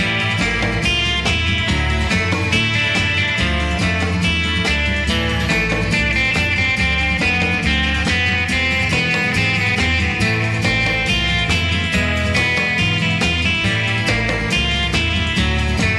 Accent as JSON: {"language": "English", "country": "United States", "said": "I'm an American"}